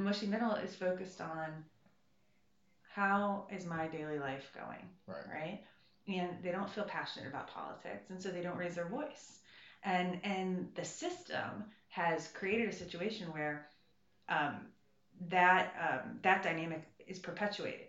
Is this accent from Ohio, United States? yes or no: yes; Ohio, United States; moved away as an adult; now in Washington, United States; I come from a place of real America. I come from Ohio.